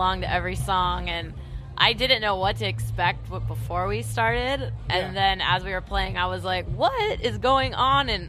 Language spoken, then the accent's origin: English; Northern California, United States; I'm from Northern California